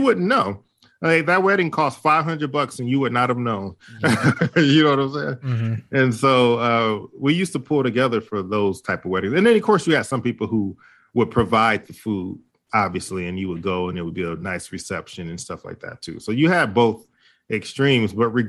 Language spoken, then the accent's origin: English; Detroit, Michigan, United States; And you know, what's funny, growing up in Detroit, there was a lot of people who, when they got ready to get married, they didn't really have a lot of money.